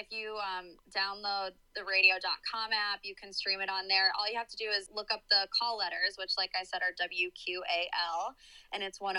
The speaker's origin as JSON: {"language": "English", "town": "Cleveland", "region": "Ohio", "country": "United States", "tie": "born or raised there", "also_born_or_lived": "West Virginia", "said": "So I was born and raised in Cleveland. I live there now. Uh, I lived in West Virginia for a little bit, but actually I went to college there."}